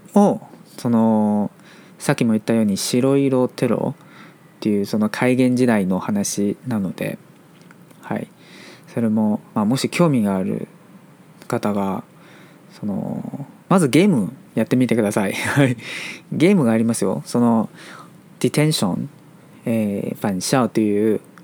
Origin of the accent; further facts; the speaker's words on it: Taiwan; Japanese is a second language; 台湾人として